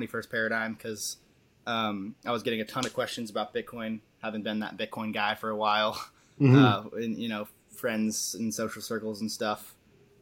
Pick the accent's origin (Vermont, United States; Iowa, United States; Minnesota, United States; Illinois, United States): Vermont, United States; born and raised in Vermont, still here